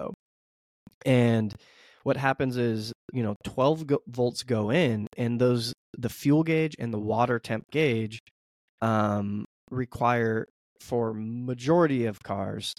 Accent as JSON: {"language": "English", "country": "United States", "said": "I'm an American"}